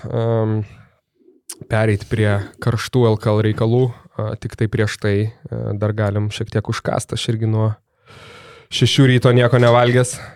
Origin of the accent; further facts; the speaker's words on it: Lithuania; iš Lietuvos